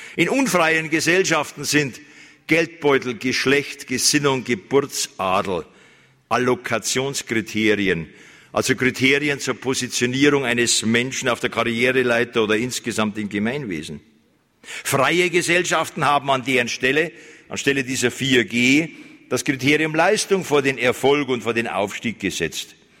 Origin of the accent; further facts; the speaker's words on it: Germany; bei uns in Deutschland